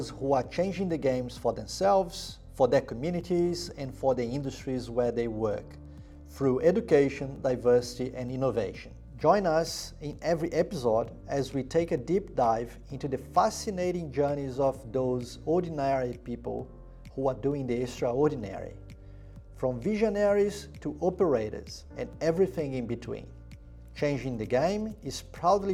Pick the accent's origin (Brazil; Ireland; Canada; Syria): Brazil; now in Australia; I'm from Brazil